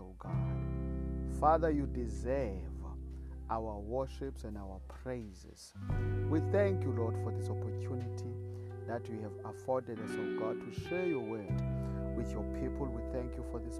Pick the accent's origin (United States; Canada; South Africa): South Africa; I come from South Africa